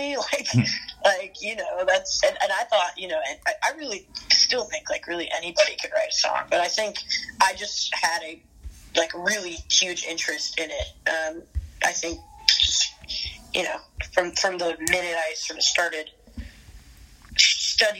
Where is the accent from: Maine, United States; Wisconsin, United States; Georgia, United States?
Georgia, United States; Atlanta; also born or lived in Athens, Georgia / Nashville; I grew up in the Atlanta suburbs